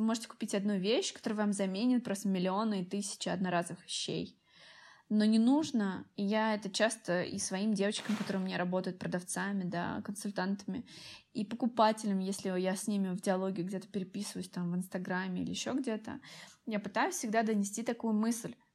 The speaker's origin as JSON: {"language": "Russian", "town": "Tolyatti", "region": "Samara Oblast", "country": "Russia", "moved": "yes", "said": "и сама я из Тольятти."}